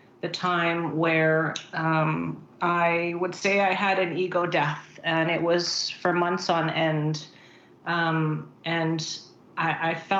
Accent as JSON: {"language": "English", "town": "Vancouver", "region": "British Columbia", "country": "Canada", "tie": "born or raised there", "also_born_or_lived": "Philippines", "said": "I was born in Philippines, and so I moved to Canada when I was about 7"}